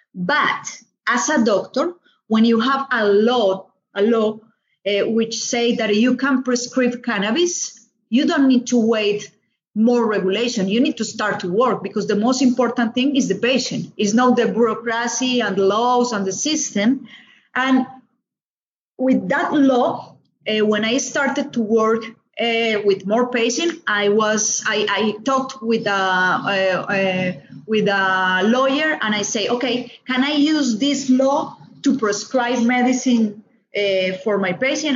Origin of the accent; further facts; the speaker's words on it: Colombia; I'm from Colombia.